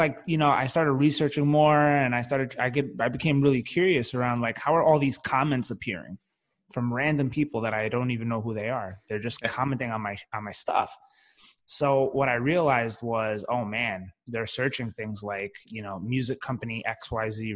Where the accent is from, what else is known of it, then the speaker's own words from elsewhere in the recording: New York City, New York, United States; I grew up in the Bronx specifically